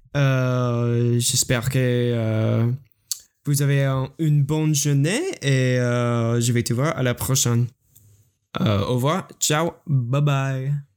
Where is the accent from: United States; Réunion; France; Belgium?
United States; French is a second language; also born or lived in Michigan; Je suis américain. Je suis étudiant aux États-Unis. J'habite en Michigan